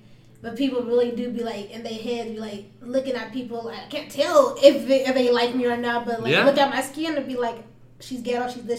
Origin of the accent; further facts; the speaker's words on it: Phoenix, Arizona, United States; also born or lived in Tempe; growing up in South Phoenix, everybody looked like me. And like, sure, we have a few Mexican kids too, but like, we're all minorities.